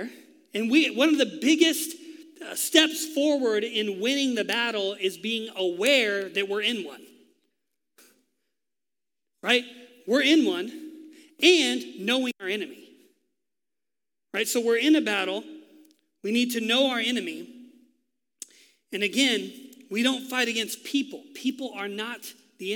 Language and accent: English; Texas, United States; moved away; I am from Texas, so it comes out sometimes